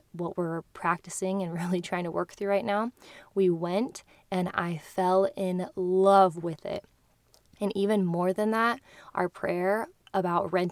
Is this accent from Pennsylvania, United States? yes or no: no; Kearney, Nebraska, United States; also born or lived in Hawaii; now in Lincoln, United States; to Kearney, my hometown